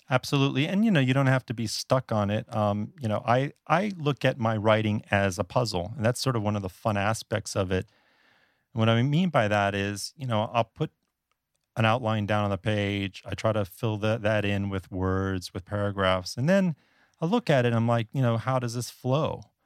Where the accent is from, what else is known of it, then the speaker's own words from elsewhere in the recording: South Florida, United States; moved away as an adult; also born or lived in Northeast United States; now in Taipei, Taiwan; I'm actually originally from South Florida, and I'm a native Floridian